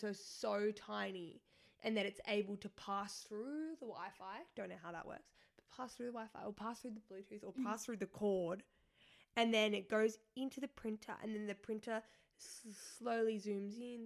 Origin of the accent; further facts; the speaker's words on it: Australia; I'm Australian